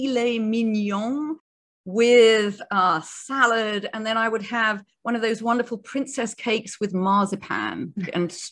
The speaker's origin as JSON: {"language": "English", "country": "United Kingdom", "said": "I'm a Brit."}